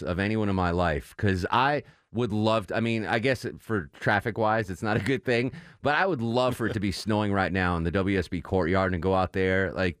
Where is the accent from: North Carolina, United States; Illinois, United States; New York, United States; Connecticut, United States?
Connecticut, United States; So when I was growing up in Connecticut, my cousins lived in Florida